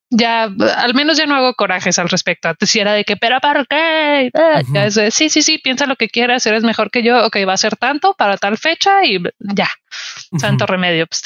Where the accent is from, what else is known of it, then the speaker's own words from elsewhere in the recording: northern Mexico, Mexico; porque soy mujer, porque soy norteña, porque estoy siendo amable